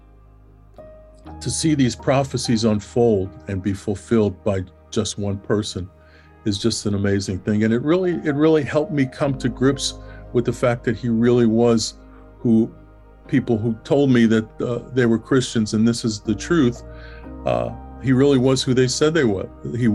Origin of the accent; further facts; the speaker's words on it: New York City, New York, United States; growing up in New York City and in Brooklyn